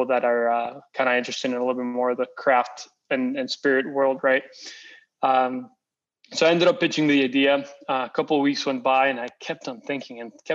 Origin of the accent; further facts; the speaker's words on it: Costa Rica; first language Spanish; English is a second language; moved away as an adult; now in Los Angeles, United States; So I'm originally from Costa Rica. I was born and raised over there. I lived there till I was 18, and then I got a scholarship to come to school here in the U.S.